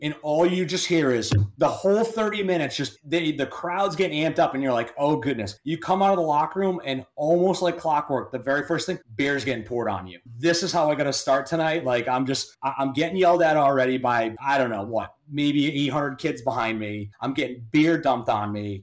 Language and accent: English; Rhode Island, United States; I'm originally from Rhode Island. Played high school hockey at Mount St. Charles Academy